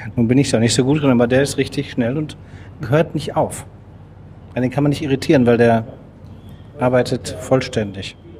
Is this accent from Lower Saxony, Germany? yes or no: no; Dortmund, North Rhine-Westphalia, Germany; Wir kommen aus Dortmund